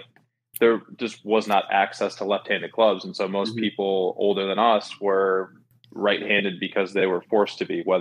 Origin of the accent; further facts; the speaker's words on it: Minnesota, United States; I grew up in Minnesota, playing a lot of baseball and ice hockey left-handed.